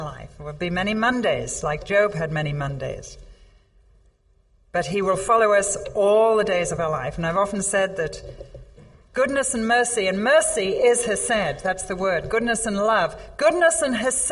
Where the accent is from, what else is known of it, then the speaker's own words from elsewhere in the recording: England, United Kingdom; I'm English